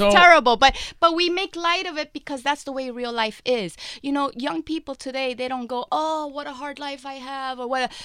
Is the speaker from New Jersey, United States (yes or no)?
no; New York City, New York, United States; I grew up in Spanish Harlem in the mid 80s.